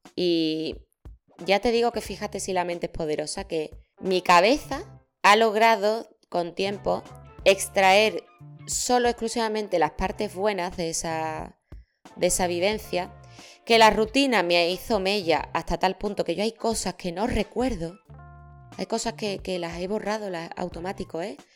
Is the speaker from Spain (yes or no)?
yes; Seville, Andalusia, Spain; yo soy de Sevilla.